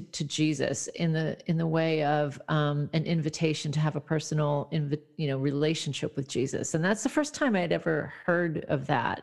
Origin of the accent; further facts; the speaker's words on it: Midwest, United States; now in California, United States; I'm actually in California now, but I grew up in the Midwest part of the country